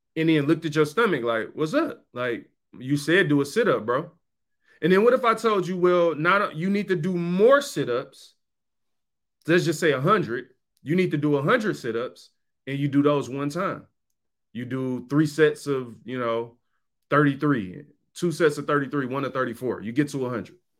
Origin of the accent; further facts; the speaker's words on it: Detroit, Michigan, United States; I was from Seven Mile. I lived there. I lived in the hood.